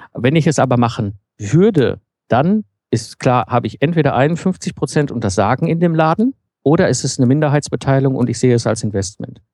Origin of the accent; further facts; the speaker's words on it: Ruhr area, North Rhine-Westphalia, Germany; now in Cologne, Germany; Ich komme ursprünglich aus dem Ruhrpott, bin so zwischen Kohle und Stahl aufgewachsen.